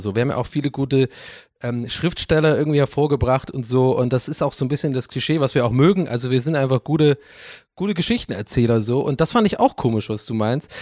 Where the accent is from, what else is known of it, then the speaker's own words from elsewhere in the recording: Dublin, Leinster, Ireland; German is a second language; now in Germany; ich bin in Dublin aufgewachsen und da geboren, bin ja irgendwann nach äh, Deutschland ausgewandert.